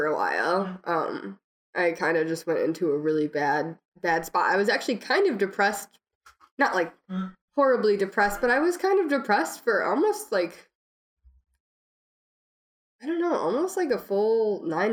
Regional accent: Minnesota, United States

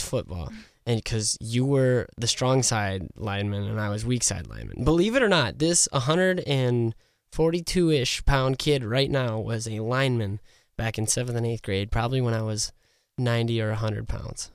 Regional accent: Revillo, South Dakota, United States; I was raised outside of Revillo, like Jordan said, I was from Revillo

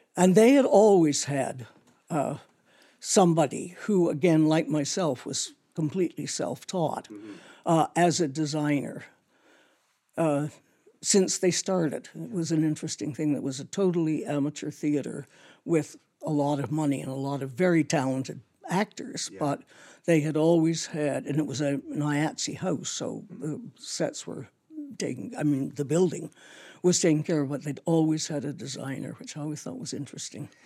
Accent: Toronto, Ontario, Canada; I grew up in Toronto

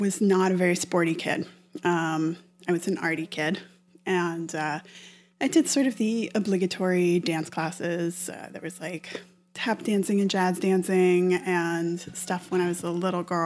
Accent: Stowe, Vermont, United States; moved away as an adult; now in New York, United States; I'm from Vermont. I'm from Stowe, Vermont, which is a ski resort. And, you know, we got out of school every day at noon or on Fridays at noon to go skiing every winter

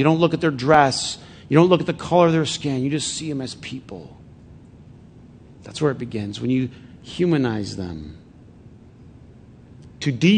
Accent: Flint, Michigan, United States; moved away; a bunch of buddies that I grew up with in Flint

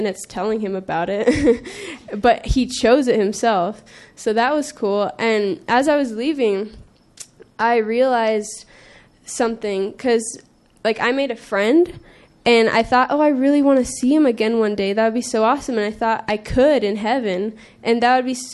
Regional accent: California, United States; I'm from California

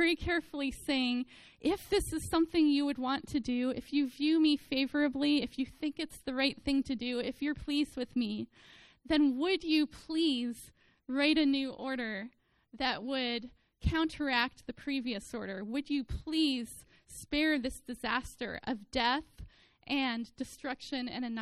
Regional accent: the Bay Area, California, United States; I was an Oakland A's fan growing up in the Bay Area

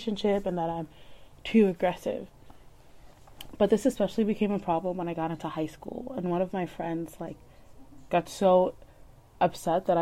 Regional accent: Leominster, Massachusetts, United States; I'm from Leominster

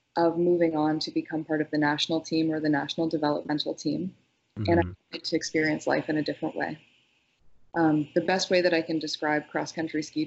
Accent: Northern Ontario, Canada; I grew up in Northern Ontario, and I spent my youth essentially unsupervised outside in the forest.

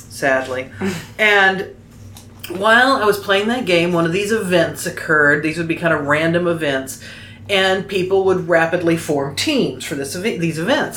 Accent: Oklahoma, United States; accent: southern; Well, I grew up in Oklahoma.

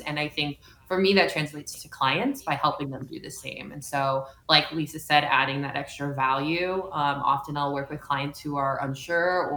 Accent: California, United States; I'm a Californian

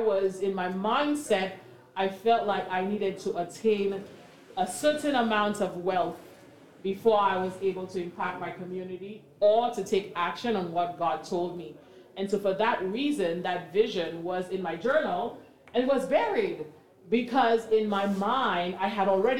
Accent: St. Lucia; moved away as an adult; now in Canada; I'm not from Canada, but I'm originally from St. Lucia. And in my coming into Canada in my early 20s

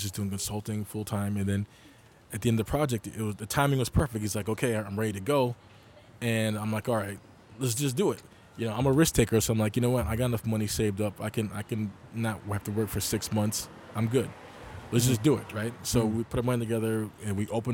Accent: Rochester, New York, United States; moved away as an adult; also born or lived in Buffalo, New York / Syracuse, New York; now in New York City, United States; I grew up in Rochester, New York

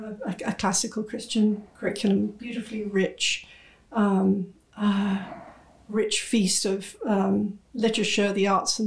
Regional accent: United Kingdom; moved away as an adult; now in United States; I'm British, but I'm also a proud American. I've been in this country nearly 30 years. I came here with my husband's job.

